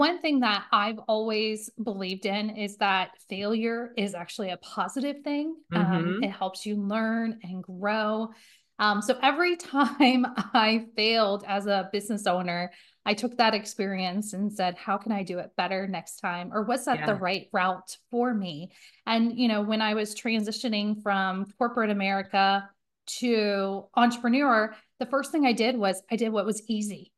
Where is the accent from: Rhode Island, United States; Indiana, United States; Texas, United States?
Indiana, United States; now in Cincinnati, United States; I'm originally from Indiana. I live in Cincinnati, Ohio now.